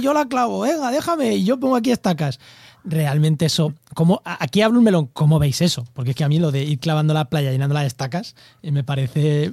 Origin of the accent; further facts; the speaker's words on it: Munera, Castilla-La Mancha, Spain; now in La Línea de la Concepción, Spain; soy de Munera, Albacete, pero vivo en, la línea de la Concepción, en Cádiz